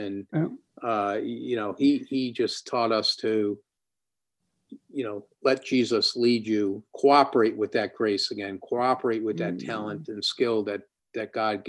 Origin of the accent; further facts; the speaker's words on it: New York, United States; First of all, being a New Yorker, immediately struck me.